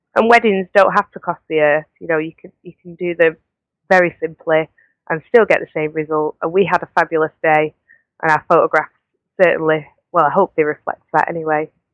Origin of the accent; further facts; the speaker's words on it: Manchester, North West England, United Kingdom; I'm from Manchester